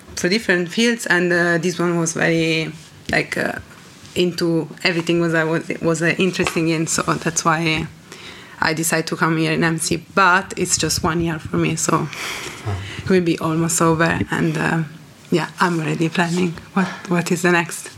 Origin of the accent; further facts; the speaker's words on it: Reggio Emilia, Emilia-Romagna, Italy; English is a second language; come from Reggio Emilia, that is a very small city close to Bologna, so kind of in the north of Italy